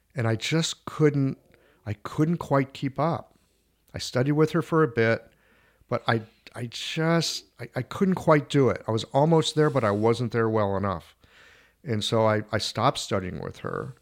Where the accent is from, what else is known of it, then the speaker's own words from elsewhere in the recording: St. Louis, Missouri, United States; moved away as an adult; also born or lived in Cincinnati, Ohio / Seattle / China; now in St. Louis, United States; I grew up in Saint Louis.